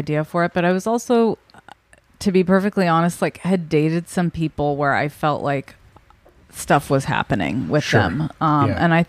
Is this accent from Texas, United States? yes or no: no; Orange County, California, United States; I'm from Orange County